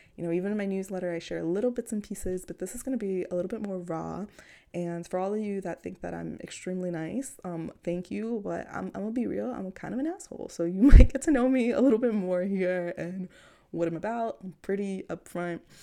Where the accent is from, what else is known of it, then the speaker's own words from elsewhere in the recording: New York City, New York, United States; I grew up in Queens, New York.